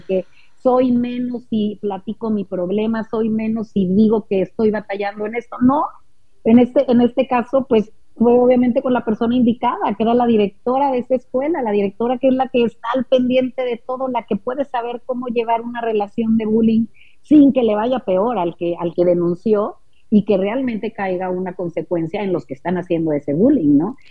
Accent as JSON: {"language": "Spanish", "town": "Monterrey", "region": "Nuevo León", "country": "Mexico", "said": "Nosotros somos de Monterrey"}